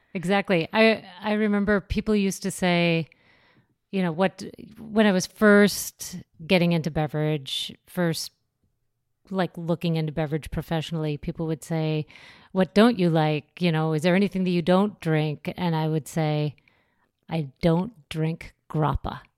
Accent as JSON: {"language": "English", "region": "North Dakota", "country": "United States", "tie": "born or raised there", "also_born_or_lived": "Minnesota / Los Angeles", "moved": "yes", "lives_now": "New York, United States", "said": "I grew up in North Dakota."}